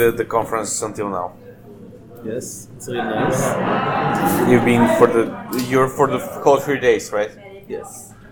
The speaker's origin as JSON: {"language": "English", "country": "Israel", "said": "We're from Israel."}